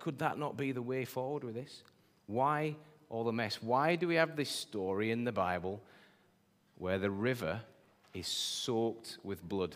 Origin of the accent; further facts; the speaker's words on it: Yorkshire and the Humber, United Kingdom; I'm a Yorkshireman